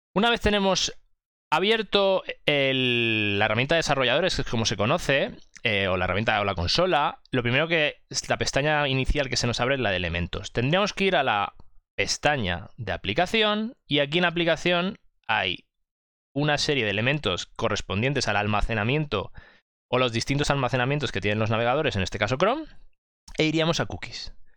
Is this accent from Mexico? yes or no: no; Mallorca, Balearic Islands, Spain; soy de Mallorca